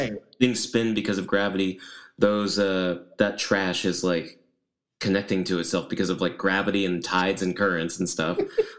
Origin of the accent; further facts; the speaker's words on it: just outside of Nashville, Tennessee, United States; moved away as an adult; So where I grew up in Tennessee, I grew up just outside of Nashville